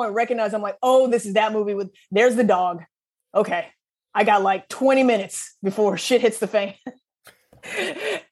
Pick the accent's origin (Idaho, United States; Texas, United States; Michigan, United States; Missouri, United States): Missouri, United States; Southeast; I grew up in Southeast Missouri